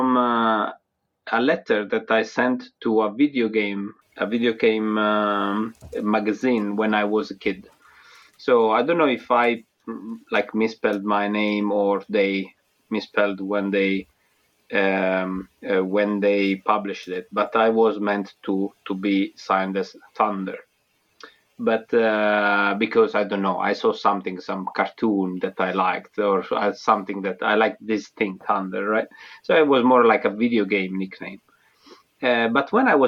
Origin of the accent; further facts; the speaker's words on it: a little town south of Naples, Campania, Italy; accent: Italian; English is a second language; moved away as an adult; now in United Kingdom; A little town like southern Naples